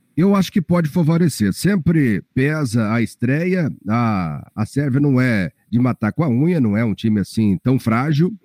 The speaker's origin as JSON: {"language": "Portuguese", "country": "Brazil", "said": "como brasileiro"}